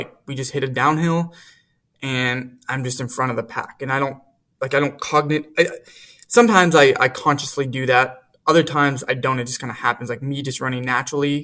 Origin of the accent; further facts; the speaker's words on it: Fresno, California, United States; growing up in Fresno, the state championship meet for high schools and community college actually is at Woodward Park here in Fresno, and it's literally across the street from where I live.